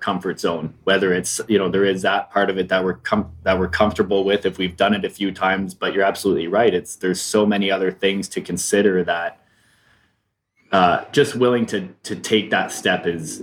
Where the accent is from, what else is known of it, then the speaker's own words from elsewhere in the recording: Canada; moved away; being a Canadian and now living in this country where I have these, you know, the beautiful ocean